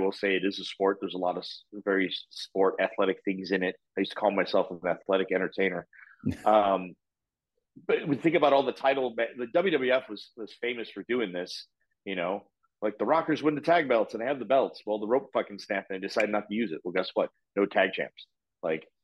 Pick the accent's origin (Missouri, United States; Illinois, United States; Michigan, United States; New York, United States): Illinois, United States; Chicago; now in Orlando, United States; I grew up on AWA in Chicago. That's, you know, I'm born and bred in the city.